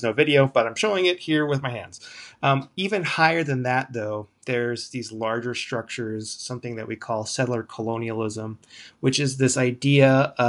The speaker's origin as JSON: {"language": "English", "town": "Kearns", "region": "Utah", "country": "United States", "said": "I'm from Kearns, Utah, which is a suburb of Salt Lake City. It's out there on Salt Lake City's west side. It's, I'd say, maybe low income to middle income area. My father is from the Navajo Nation."}